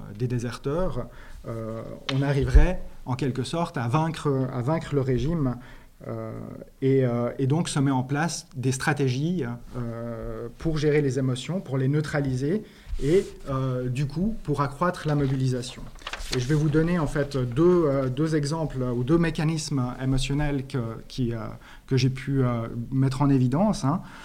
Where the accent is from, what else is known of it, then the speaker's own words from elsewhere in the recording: Switzerland; Je viens de Suisse